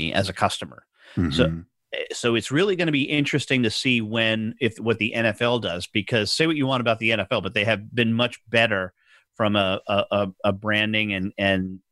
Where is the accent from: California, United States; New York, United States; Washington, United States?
New York, United States; moved away; I grew up in New York and I'm a huge New York Mets fan